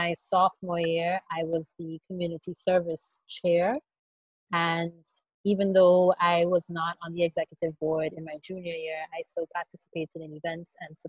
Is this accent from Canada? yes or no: no; Antigua & Barbuda; moved away as an adult; I am also from the Caribbean. I was raised in Antigua for really my entire life.